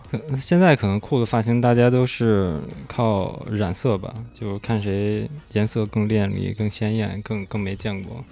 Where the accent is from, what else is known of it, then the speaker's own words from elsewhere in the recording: Beijing, China; 我从小是在方舟那边长大